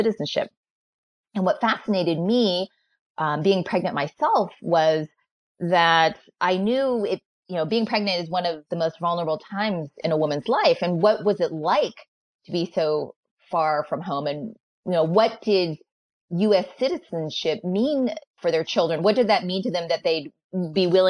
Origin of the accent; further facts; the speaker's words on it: United States; I'm the American-born daughter of Chinese immigrants